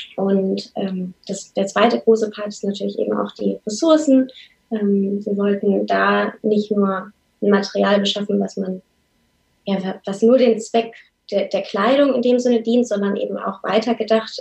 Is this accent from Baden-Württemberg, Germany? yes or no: no; Lower Saxony, Germany; moved away as an adult; also born or lived in Hamburg; oder wir beide kommen gebürtig aus Niedersachsen